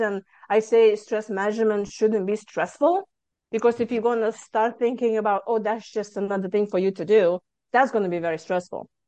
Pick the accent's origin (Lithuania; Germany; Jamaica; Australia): Lithuania; moved away as an adult; now in Houston, United States; I'm originally from Lithuania and I came to United States mm, 23 years ago.